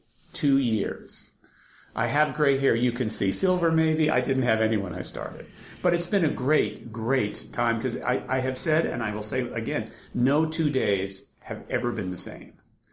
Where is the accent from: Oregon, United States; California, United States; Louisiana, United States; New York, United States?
New York, United States; The fact is that I grew up in New York and loved the theater and always wanted to be part of it.